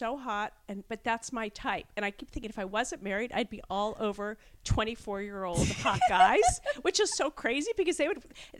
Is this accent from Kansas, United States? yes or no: yes; Kansas, United States; moved away; also born or lived in Los Angeles; I'm from Kansas, but I was living